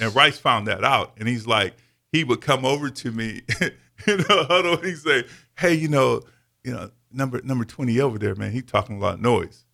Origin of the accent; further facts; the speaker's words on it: Davenport, Iowa, United States; also born or lived in Fort Pierce, Florida; I was mid, Midwest raised in Davenport, Iowa